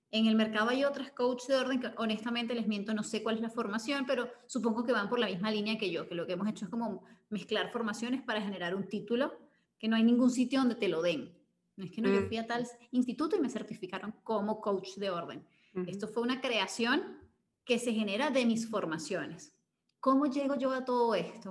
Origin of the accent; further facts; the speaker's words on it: Venezuela; cuando regreso a Venezuela